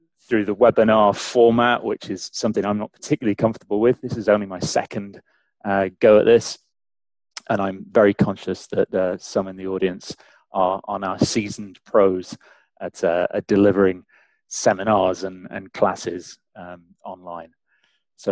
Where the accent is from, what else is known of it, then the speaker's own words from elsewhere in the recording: England, United Kingdom; accent: English; also born or lived in St. Catharines, Ontario, Canada / London; now in Canada; despite my weird English accent